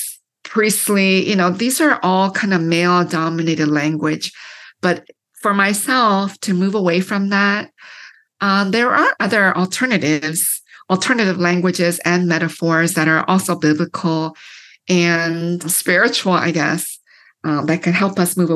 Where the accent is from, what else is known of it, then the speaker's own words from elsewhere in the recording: London, Ontario, Canada; moved away as an adult; also born or lived in Korea; now in United States; I grew up in London, Ontario, which is known as like the snow belt